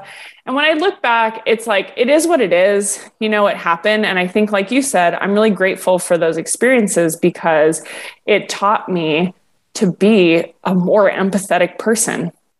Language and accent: English; Hawaii, United States; I grew up here in Hawaii. So, like, Polynesian women are larger women.